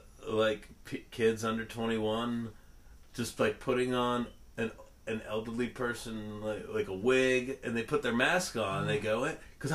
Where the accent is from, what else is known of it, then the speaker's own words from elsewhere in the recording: Northern California, United States; I grew up in Northern California